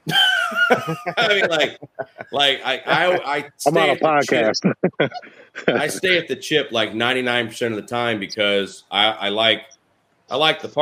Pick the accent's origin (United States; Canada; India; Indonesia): United States; St. Louis, Missouri; now in West Palm Beach, United States; I get to stop in St. Louis, my hometown